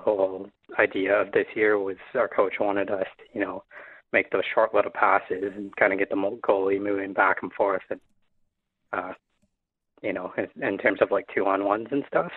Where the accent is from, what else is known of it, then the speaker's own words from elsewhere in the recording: Windsor, Ontario, Canada; I'm from Windsor